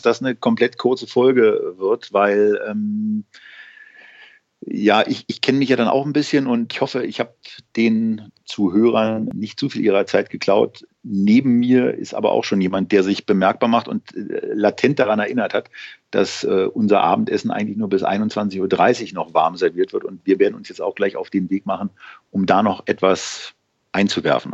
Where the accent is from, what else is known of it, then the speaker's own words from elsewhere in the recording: Berlin, Germany; als Berliner